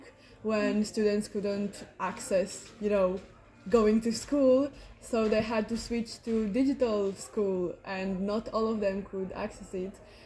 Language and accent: English; Cluj-Napoca, Cluj County, Romania; I'm from Cluj-Napoca, Romania